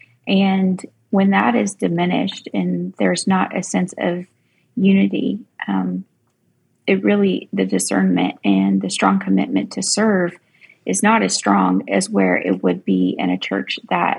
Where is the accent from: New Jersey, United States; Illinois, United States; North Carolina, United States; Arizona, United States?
North Carolina, United States; coast of; I live on the coast of North Carolina, and I was a volunteer.